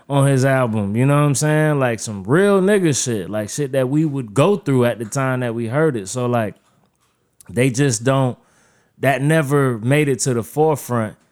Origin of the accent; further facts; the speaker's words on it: Wilmington, North Carolina, United States; I'm from the part of North Carolina, Wilmington, where, like, during the time, we had a lot of East Coast influence